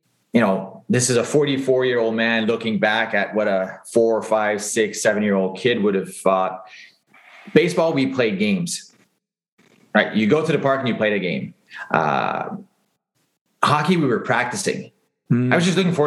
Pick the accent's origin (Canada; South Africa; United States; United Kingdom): Canada; Longueuil, Quebec; growing up in Greenfield Park